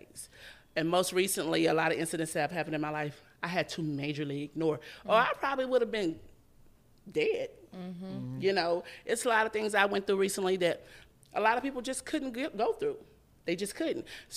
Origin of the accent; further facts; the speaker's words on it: Houston, Texas, United States; I'm from a neighborhood in Houston called Acres Home. That's where I'm from.